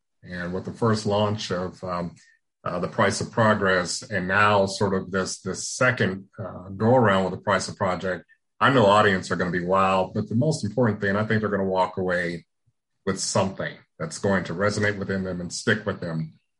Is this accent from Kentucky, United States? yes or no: no; Gary, Indiana, United States; Also from my hometown of Gary, Indiana.